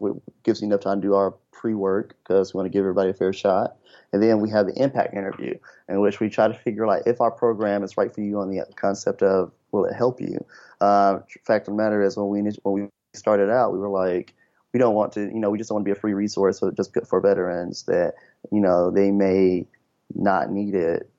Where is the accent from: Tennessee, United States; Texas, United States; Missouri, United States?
Tennessee, United States; Memphis; moved away as an adult; I'm originally from Memphis, Tennessee